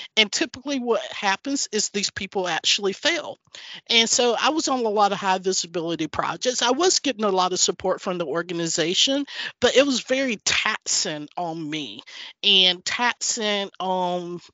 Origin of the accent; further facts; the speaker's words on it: North Carolina, United States; moved away as an adult; also born or lived in Chicago; now in Houston, United States; I grew up in North Carolina. My parents were tobacco farmers.